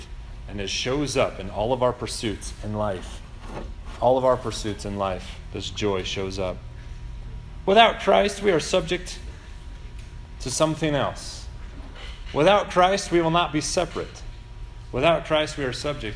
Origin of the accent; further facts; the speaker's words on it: United States; As Americans